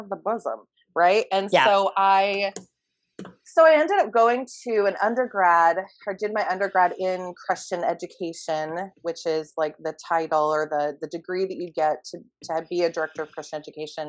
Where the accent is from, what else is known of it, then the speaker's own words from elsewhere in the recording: a suburb of Phoenix, Arizona, United States; in a suburb of Phoenix